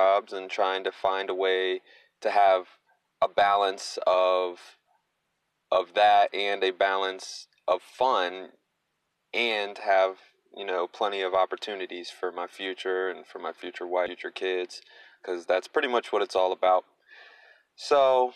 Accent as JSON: {"language": "English", "town": "Frederick", "region": "Maryland", "country": "United States", "tie": "born or raised there", "said": "I grew up an athlete in the Frederick, Maryland area"}